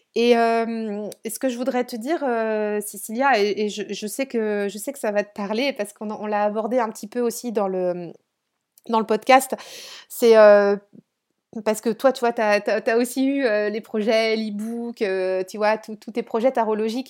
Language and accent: French; Brittany, France; je suis dans le Morbihan et je suis euh, sur le, enfin sur le golfe.